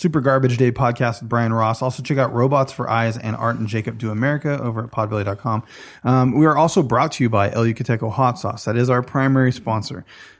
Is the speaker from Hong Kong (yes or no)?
yes; Kowloon Bay, Kowloon, Hong Kong; born there; Kowloon Bay. Exactly. I was born in Kowloon Bay.